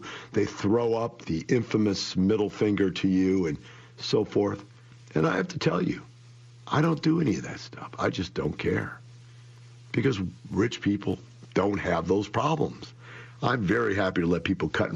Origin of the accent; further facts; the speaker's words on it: Florissant, Missouri, United States; moved away; I grew up in Florissant, Missouri. That is one block from Ferguson, Missouri. I grew up in that neighborhood